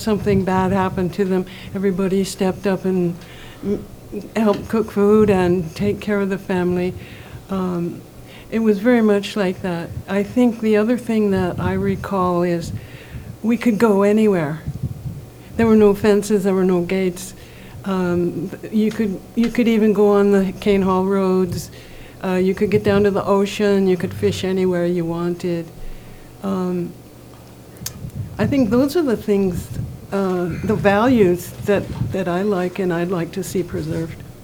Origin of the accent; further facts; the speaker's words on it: Oahu, Hawaii, United States; now in Kohala, United States; I grew up on Oahu and in a plantation setting, and when I moved here